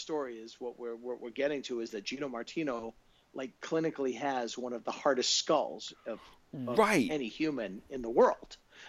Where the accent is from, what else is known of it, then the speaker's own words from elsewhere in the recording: Franklin, Massachusetts, United States; my hometown of Franklin